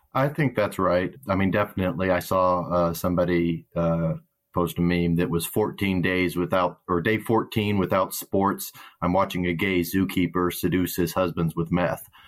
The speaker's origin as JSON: {"language": "English", "region": "Arkansas", "country": "United States", "tie": "born or raised there", "said": "I grew up in Arkansas"}